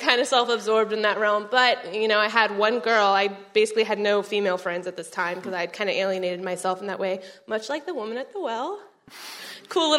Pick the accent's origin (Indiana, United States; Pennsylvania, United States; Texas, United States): Texas, United States; Arlington; moved away as an adult; now in College Station, United States; I am from Arlington, Texas